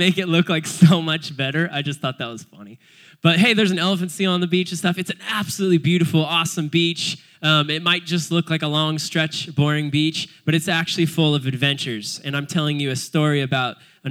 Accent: Cayucos, California, United States; I was born in Cayucas, just a little surf punk growing up my whole life in Cayucas

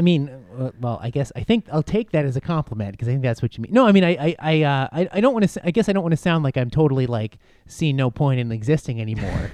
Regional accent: Buffalo, New York, United States; moved away; I am from Buffalo

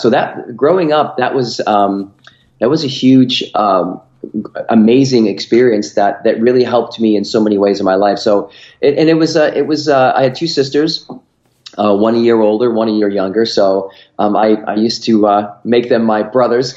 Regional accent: Rochester, New York, United States; I grew up in upstate New York. Um, uh, probably it's not a big city, but it was a good sized city, Rochester, New York

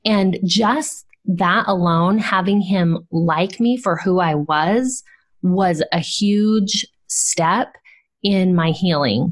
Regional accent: Southern California, United States; I grew up in Southern California

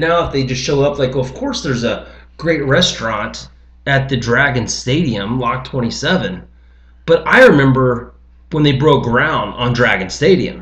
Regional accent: Lebanon, Ohio, United States; I grew up in Lebanon 15 minutes south of here

